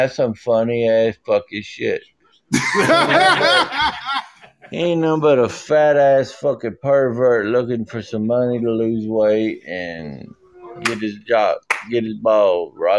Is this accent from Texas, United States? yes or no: yes; Texas, United States; Man, I'm from Texas, man.